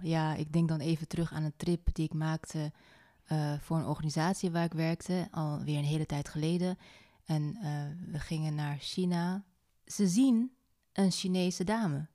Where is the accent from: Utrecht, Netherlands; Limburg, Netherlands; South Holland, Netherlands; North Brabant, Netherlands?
North Brabant, Netherlands; in Noord-Brabant, in mijn puberteit